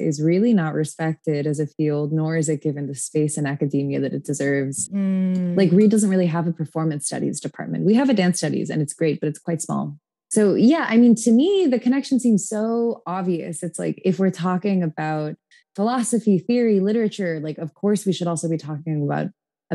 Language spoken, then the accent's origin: English; Tacoma, Washington, United States; moved away; I'm from Tacoma, Washington, originally.